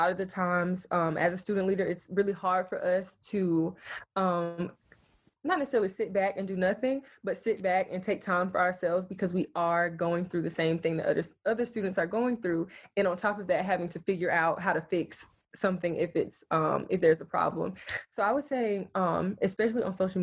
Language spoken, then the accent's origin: English; Spartanburg, South Carolina, United States; I'm from Spartanburg, South Carolina